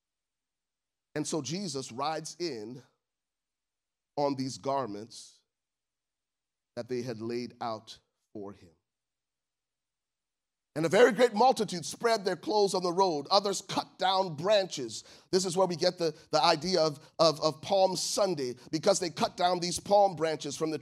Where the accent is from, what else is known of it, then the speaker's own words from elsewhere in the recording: Liberia; moved away; I'm from Liberia